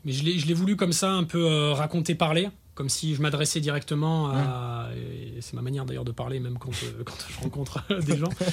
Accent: Var, Provence-Alpes-Côte d'Azur, France; je suis du Var

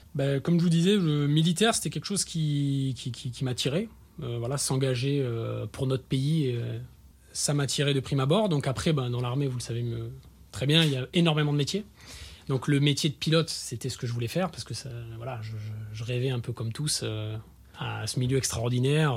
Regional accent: Var, Provence-Alpes-Côte d'Azur, France; je suis du Var

